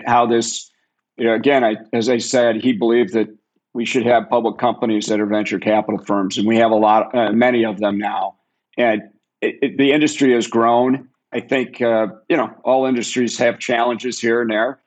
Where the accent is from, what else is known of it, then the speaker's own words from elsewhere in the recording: Chicago, Illinois, United States; I grew up in Chicago.